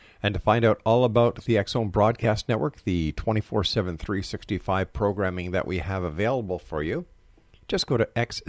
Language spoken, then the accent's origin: English; Canada; for us Canadians